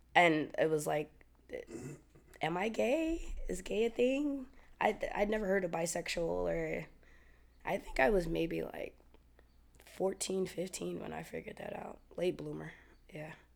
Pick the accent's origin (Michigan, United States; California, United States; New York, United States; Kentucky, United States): New York, United States; I'm from New York